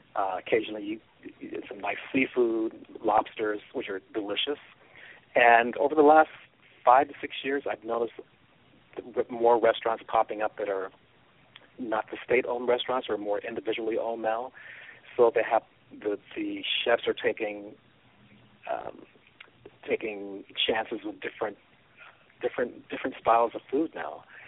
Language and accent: English; Kansas City, Missouri, United States; now in Los Angeles, United States; I live in Los Angeles, California, and I'm originally from Kansas City, Missouri.